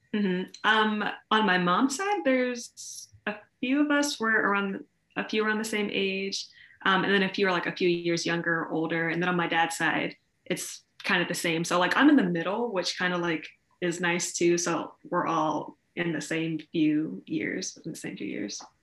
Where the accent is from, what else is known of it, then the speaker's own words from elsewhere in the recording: Columbus, Ohio, United States; I'm from Columbus, Ohio, so very Midwestern. Um, it's a very diverse city in a lot of different ways, which I don't think a lot of people think about, but it is. So it was really, really cool growing up here